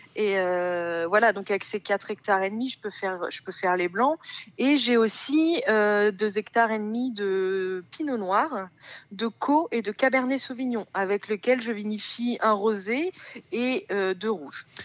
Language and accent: French; France; now in Montlouis-sur-Loire, France; je suis originaire du Val-de-Loire